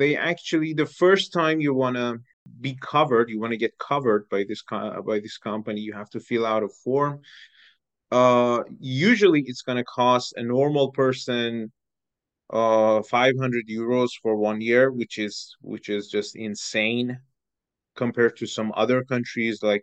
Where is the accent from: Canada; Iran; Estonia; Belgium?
Iran; moved away as an adult; also born or lived in Bratislava, Slovakia; now in Slovakia; I am from Iran. I have been living in Slovakia for almost 7 years